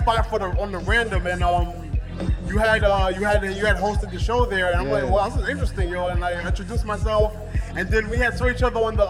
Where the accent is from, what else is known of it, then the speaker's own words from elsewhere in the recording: New York City, New York, United States; I'm born and raised in Queens, New York.